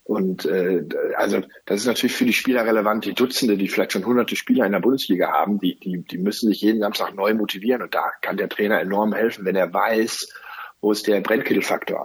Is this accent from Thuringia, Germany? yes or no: no; Cologne, North Rhine-Westphalia, Germany; als Kölner